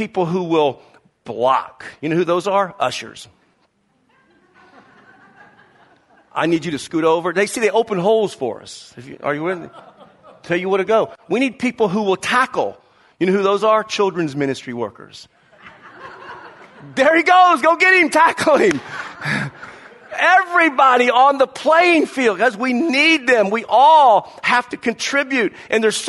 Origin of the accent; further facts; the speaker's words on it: the South, United States; growing up in the South with the Southeast Conference in college football